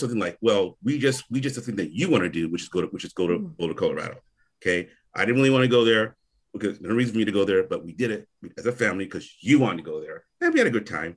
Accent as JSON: {"language": "English", "town": "Onitsha", "region": "Anambra", "country": "Nigeria", "said": "I'm from Onitsha"}